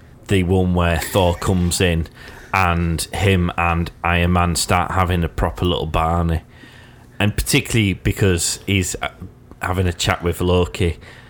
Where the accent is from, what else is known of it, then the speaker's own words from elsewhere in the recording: United Kingdom; We're great, because we're British.